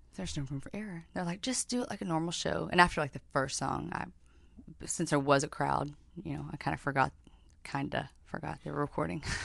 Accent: Knoxville, Tennessee, United States; now in Nashville, United States; from Knoxville, but live in Nashville

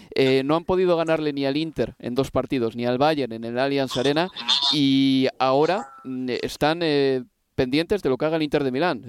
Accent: Bilbao, Basque Country, Spain; yo soy bilbaíno y evidentemente también tendré un acento

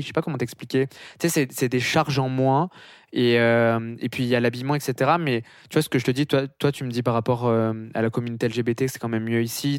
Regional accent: France; moved away as an adult; now in Montreal, Canada; en France on n'est pas très très bon euh, en anglais. Euh, c'est pour ça qu'on essaye de prononcer aucun mot anglais pour pas qu'on se foute de notre accent

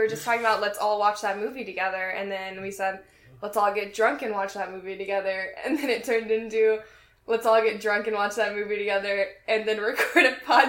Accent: Tyler, Texas, United States; born or raised there

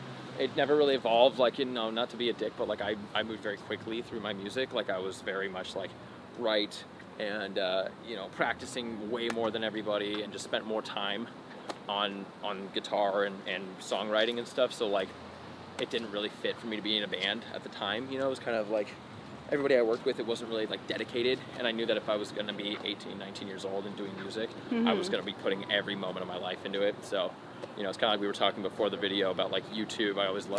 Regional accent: Glendale, California, United States; also born or lived in La Cañada, California / La Crescenta, California; I was born in Glendale, California. At Glendale Adventist Hospital, and I grew up in the hills, the foothills by La Cañada, La Crescenta.

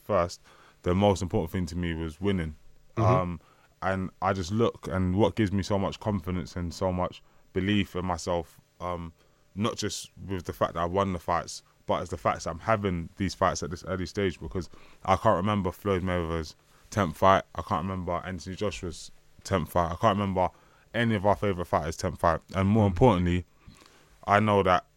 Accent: London, United Kingdom; I grew up in Hackney

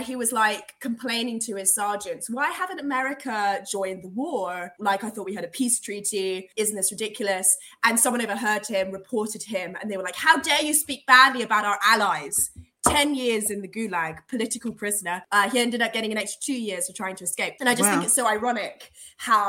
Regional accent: London, United Kingdom; the hospital that I was born in Hammersmith

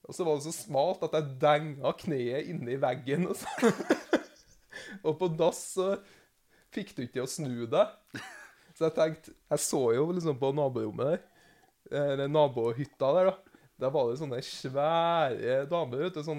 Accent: Namsos, Trøndelag, Norway; Jeg kommer fra Namsos med tog først. Jeg er namsosing.

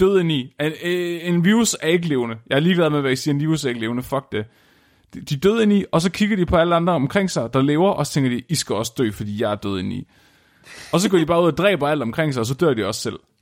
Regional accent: Tåsinge, Southern Denmark, Denmark; jeg er fra Tåsinge

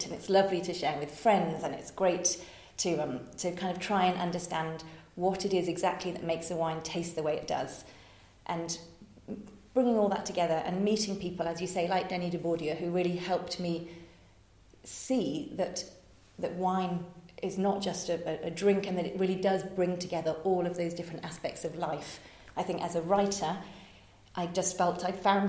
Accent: Oxford, South East England, United Kingdom; moved away as an adult; also born or lived in Japan / Hong Kong; now in France; I was born in Oxford

